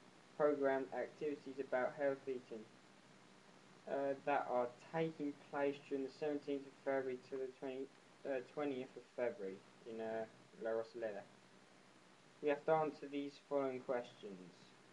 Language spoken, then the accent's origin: English; Lancing, South East England, United Kingdom; I was born in Lancing, West Sussex. I'm studying mechanic engineering.